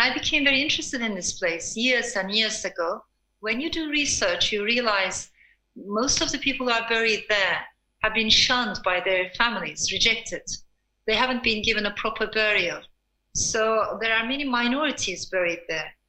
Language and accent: English; Turkey; also born or lived in Strasbourg, France / Istanbul, Turkey; I was born in France, I was born in Strasbourg, but shortly afterwards, my parents got separated. My father stayed in France, and my mother brought me to Turkey